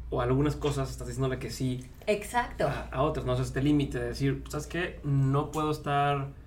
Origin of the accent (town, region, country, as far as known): Mexico